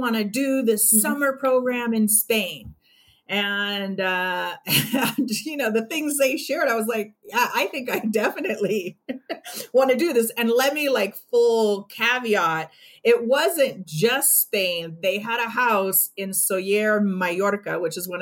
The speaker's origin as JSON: {"language": "English", "town": "Los Angeles", "region": "California", "country": "United States", "tie": "born or raised there", "moved": "as an adult", "lives_now": "New Mexico, United States", "said": "I was born and raised in Los Angeles"}